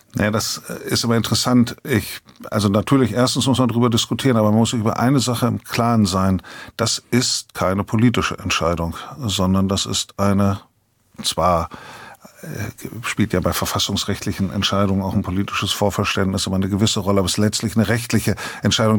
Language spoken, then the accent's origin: German; Bremen, Germany; Als Bremer